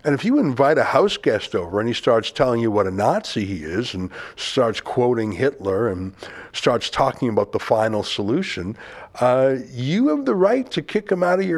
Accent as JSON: {"language": "English", "country": "Canada", "tie": "born or raised there", "said": "It was wonderful growing up in Canada in the 70s, 80s, and 90s"}